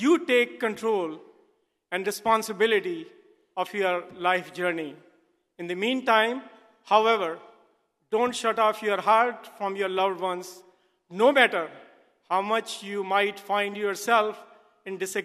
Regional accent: Delhi, India; moved away; I grew up in Delhi, India, in a family that ran a very successful business

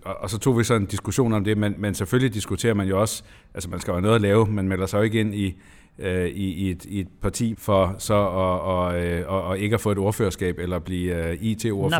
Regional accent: Lolland-Falster, Zealand, Denmark; hjemme på Lolland Falster, hvor jeg kommer fra

